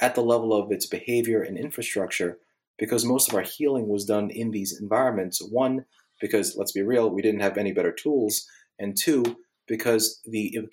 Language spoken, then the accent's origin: English; Northeast, United States; now in Bible Belt, United States; I'm from the Northeast